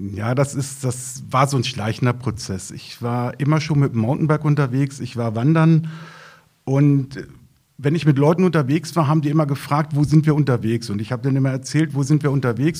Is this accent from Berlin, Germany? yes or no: no; Lappwald, Lower Saxony, Germany; im Naturpark im Lappwald, also in meiner Heimatregion